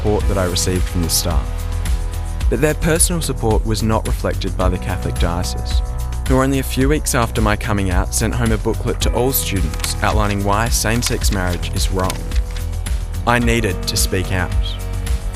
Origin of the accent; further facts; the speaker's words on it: Ulverstone, Tasmania, Australia; My hometown of Ulverston still lacks public role models